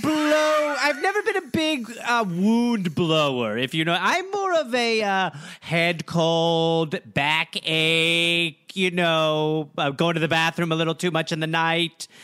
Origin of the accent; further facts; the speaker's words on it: United States; I'm from America